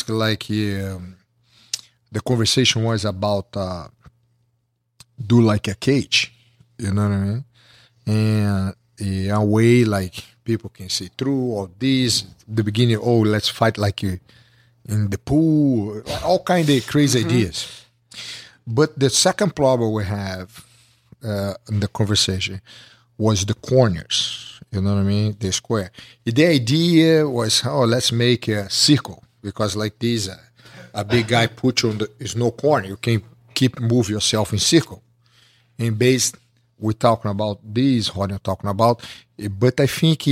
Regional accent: Rio de Janeiro, Brazil; English is a second language; moved away; I grew up with Henzo in Rio

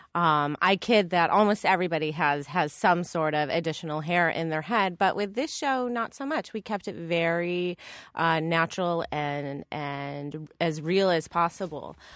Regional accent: Northeast, United States; also born or lived in Los Angeles / San Francisco; now in New York, United States; I'm from the Northeast

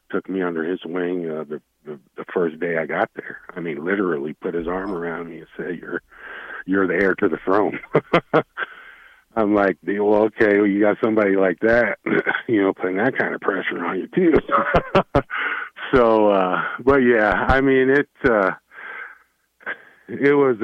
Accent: Wyoming, United States; also born or lived in Nebraska; now in Fort Collins, United States; I'm from Wyoming

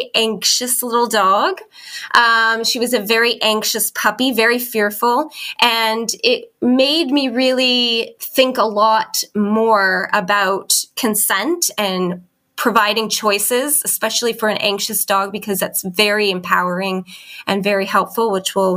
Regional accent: Canada; moved away as an adult; now in Christchurch, New Zealand; I am a Canadian living in New Zealand

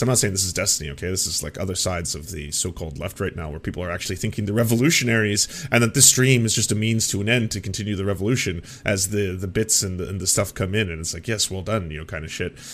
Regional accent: Canada; I'm just a Canadian all up here in the north. We do things different up in this part of the world

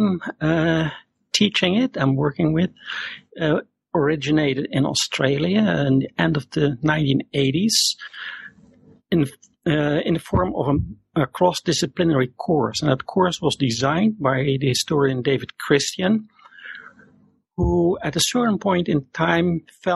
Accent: Netherlands; also born or lived in Zurite, Peru; born and raised in the Netherlands. I'm still living here.

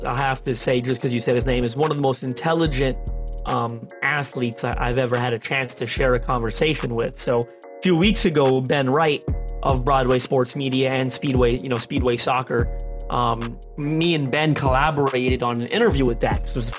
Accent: Canada; I'm Canadian, but I am Canadian Portuguese, and Portuguese community here in Canada is quite large. And I grew up a huge soccer fan.

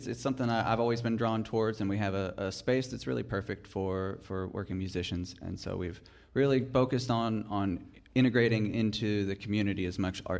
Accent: Somerset, Kentucky, United States; Somerset as well, yeah, right downtown Somerset.

